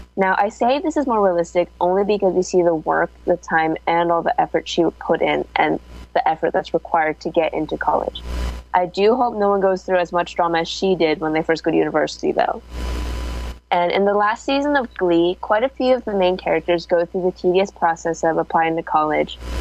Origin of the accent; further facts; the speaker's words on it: Danville, California, United States; now in Berkeley, United States; I'm usually from Danville, which is really small sort of town